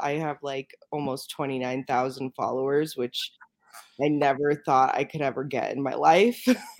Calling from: Denver, Colorado, United States; Denver, Colorado right now.

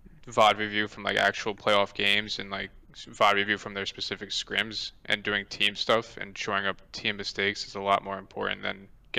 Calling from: New York, United States; Orange County, New York.

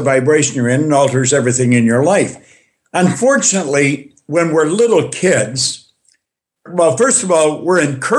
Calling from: Thornhill, Ontario, Canada; I am coming in from Canada, Toronto, Thornhill, Ontario.

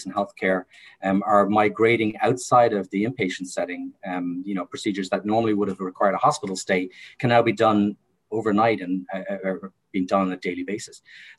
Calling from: Havertown, Pennsylvania, United States; I'm located in Havertown, Pennsylvania, but my offices are downtown Philadelphia.

